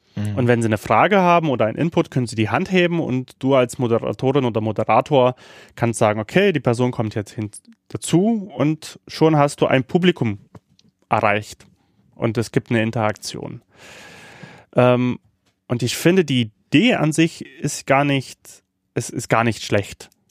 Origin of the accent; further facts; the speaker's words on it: Sofia, Sofia City, Bulgaria; moved away; in Sofia lebt, in der Hauptstadt von mhm. Bulgarien. Und da, und da das ja auch mein Geburtsort ist